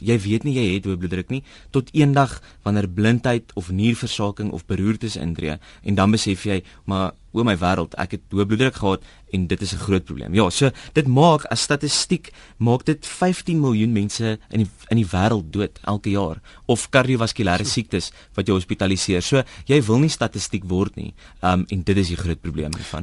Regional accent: South Africa; ons as Suid-Afrikaners

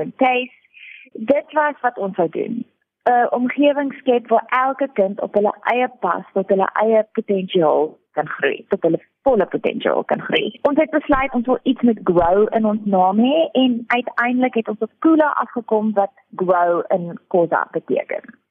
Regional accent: Port Elizabeth, Eastern Cape, South Africa; moved away as an adult; also born or lived in Pretoria / Stellenbosch; now in Bredasdorp, South Africa; ek is in Pretoria gebore en ek het my grootword jare in Port Elizabeth deurgebring

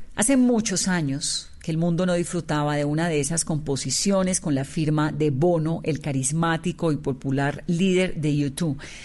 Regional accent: Colombia

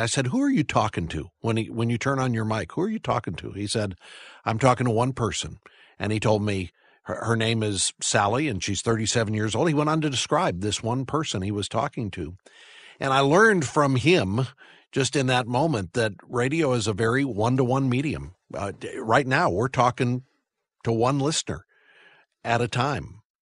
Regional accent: St. Louis, Missouri, United States; I grew up in the Midwest. I, uh, grew up in suburban Saint Louis

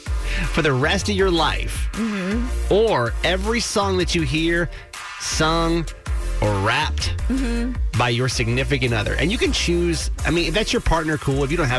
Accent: Georgia, United States; now in Maryland, United States; I was born in Georgia, and we didn't, I mean, there was some diversity, but not like it is here.

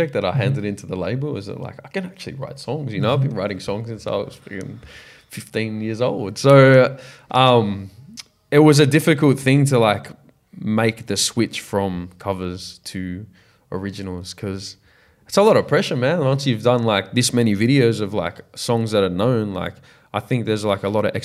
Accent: Australia; I'm an Australian artist

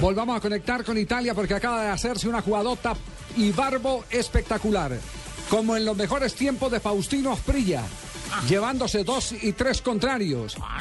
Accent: Manizales, Caldas, Colombia; now in Bogotá, Colombia; Manizales, de mi tierra

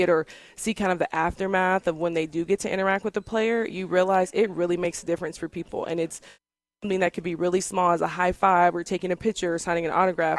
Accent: Bolingbrook, Illinois, United States; moved away as an adult; now in Connecticut, United States; I grew up in um, Bolingbrook, Illinois. It's a suburb of Chicago.

